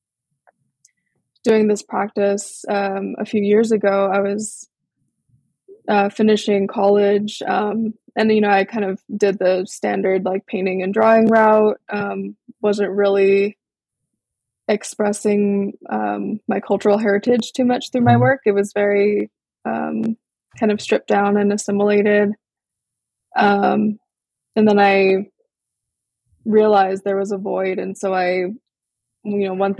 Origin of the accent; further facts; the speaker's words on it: Big Island, Hawaii, United States; also born or lived in Portland, Oregon; I was born in Portland, Oregon, and raised on my ancestral homelands in Hawaii on the Big Island, east side, a small town called Papaiko